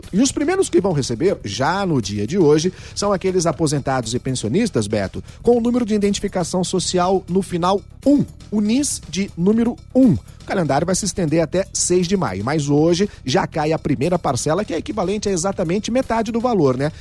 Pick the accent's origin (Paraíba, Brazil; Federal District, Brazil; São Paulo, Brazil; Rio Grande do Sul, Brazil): São Paulo, Brazil; Ribeirão Preto; Eu nasci na Vila Tibério.